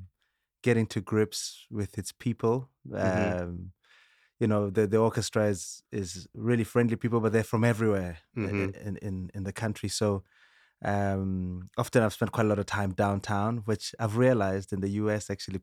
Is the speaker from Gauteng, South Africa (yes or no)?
yes; Sebokeng, Gauteng, South Africa; From childhood, you know, growing up in South Africa, in Sebokeng with my brother